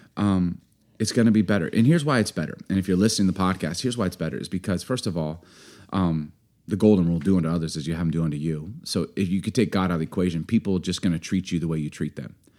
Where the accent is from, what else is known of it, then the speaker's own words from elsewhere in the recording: Chicago, Illinois, United States; I grew up in Chicago